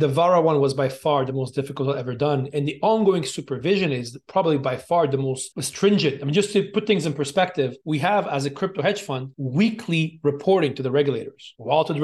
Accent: Montreal, Quebec, Canada; moved away as an adult; also born or lived in China / Hong Kong; now in Dubai, United Arab Emirates; I'm originally from Montreal, Armenian background, born and raised in Montreal in Canada, then went to China and then Hong Kong

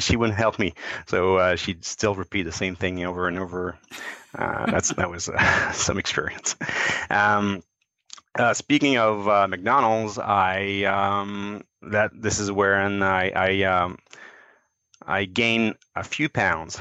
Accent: Quebec, Canada; also born or lived in Cincinnati, United States / Montreal; I moved back from Cincinnati to Quebec to work again

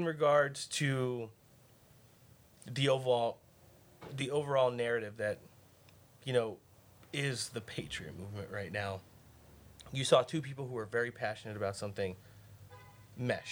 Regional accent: New Jersey, United States; moved away; I'm from New Jersey

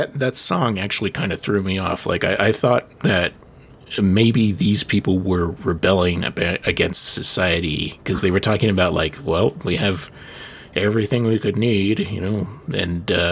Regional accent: United States; as an American

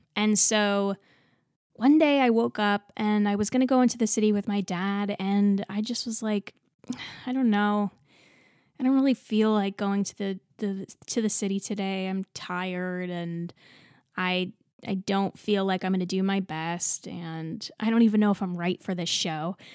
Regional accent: New Jersey, United States; also born or lived in Texas; I grew up in New Jersey

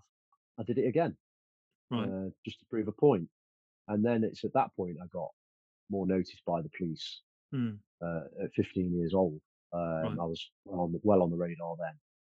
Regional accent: Stapleford, East Midlands, United Kingdom; born there; Yes, it is. I was born in Stapleford. Most of the offending was around the Beeston and Stapleford in Nottingham area.

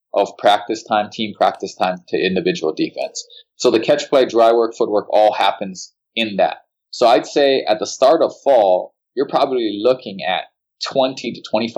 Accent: Hilo, Hawaii, United States; moved away; also born or lived in Seattle-Tacoma area, Washington; I'm from Hilo, so it's one of the rainiest cities in the Western Hemisphere

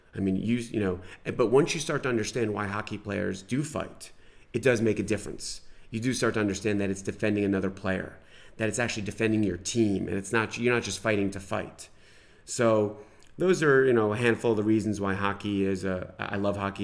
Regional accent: New York, United States; moved away; I grew up in New York, watching the Rangers

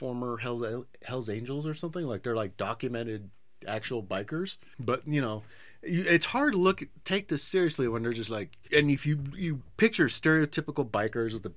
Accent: San Diego, California, United States; I'm from San Diego.

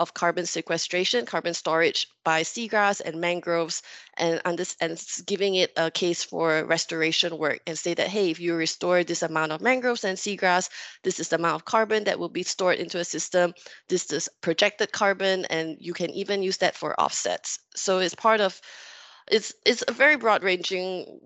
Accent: Singapore; I'm from Singapore. I'm from an island. It's a bit impossible to escape the sea. You grow up with it

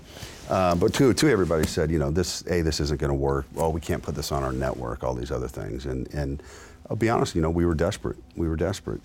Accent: Las Vegas, Nevada, United States; I was born and raised here in Las Vegas

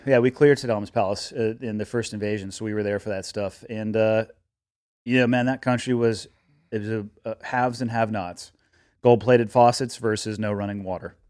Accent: Santa Cruz, California, United States; moved away as an adult; now in Montana, United States; growing up in Santa Cruz

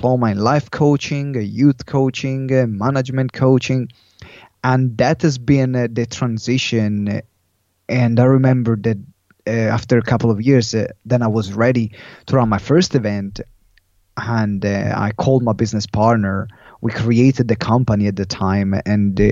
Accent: Italy; English is a second language; moved away as an adult; also born or lived in London; someone saw me in Italy

